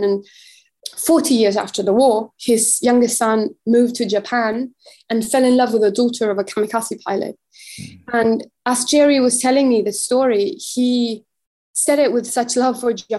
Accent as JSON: {"language": "English", "country": "Mexico", "said": "I'm from Mexico"}